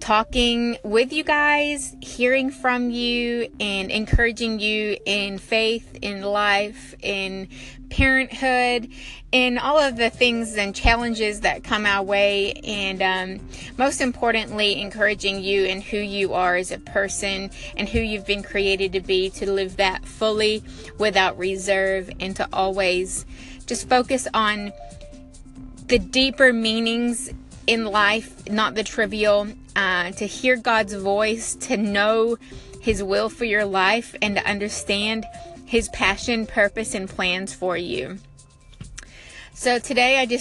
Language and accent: English; New Zealand; also born or lived in America; now in United States; I'm originally from New Zealand. I live here in America now